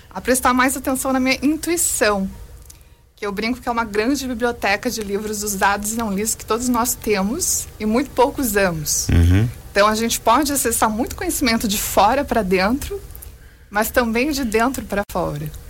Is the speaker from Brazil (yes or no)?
yes; Joinville, Santa Catarina, Brazil; o primeiro lançamento aqui em Joinville, que é minha terra natal.